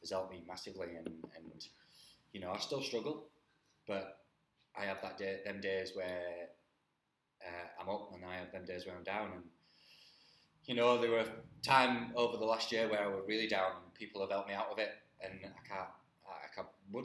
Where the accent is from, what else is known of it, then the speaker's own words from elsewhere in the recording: Halifax, Yorkshire and the Humber, United Kingdom; moved away as an adult; also born or lived in Spain / Gibraltar / Australia / Wales; I'm born and bred in Halifax.